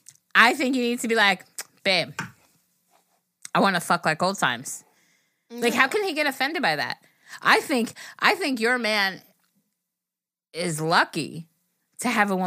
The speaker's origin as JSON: {"language": "English", "country": "Puerto Rico", "said": "{S0} …. {S1} …. And I'm from Puerto Rico."}